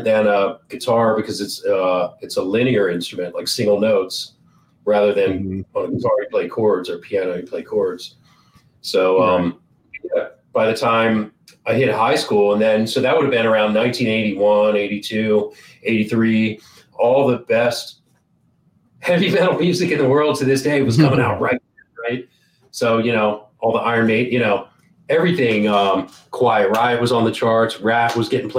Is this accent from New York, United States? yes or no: no; Georgetown, Delaware, United States; I grew up on the East Coast in a very small state called Delaware. It's right next to Maryland, near PA, New Jersey. I don't know if anybody knows where that's at. So small town called Georgetown, Delaware.